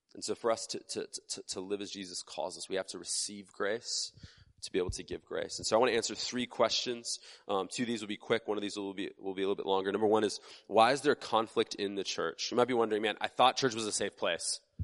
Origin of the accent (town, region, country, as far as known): United States